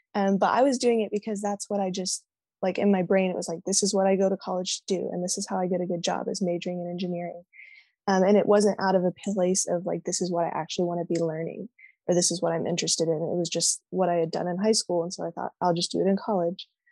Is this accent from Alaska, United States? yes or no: no; Austin, Texas, United States; now in Utah, United States; I'm from Austin, Texas